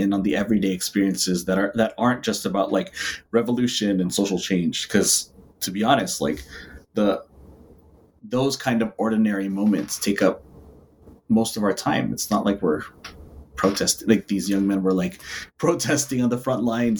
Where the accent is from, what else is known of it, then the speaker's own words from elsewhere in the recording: Philippines; if my entire existence is just about being Filipino or being a person of color and queer